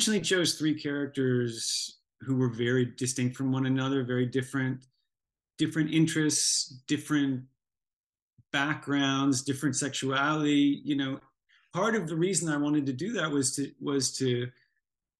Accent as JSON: {"language": "English", "town": "Buffalo", "region": "New York", "country": "United States", "tie": "born or raised there", "said": "I happened to come from the same hometown as this band called"}